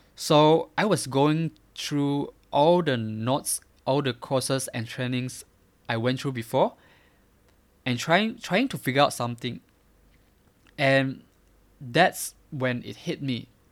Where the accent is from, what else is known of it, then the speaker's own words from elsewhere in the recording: Miri, Sarawak, Malaysia; I grew up in Miri, a small city from Malaysia.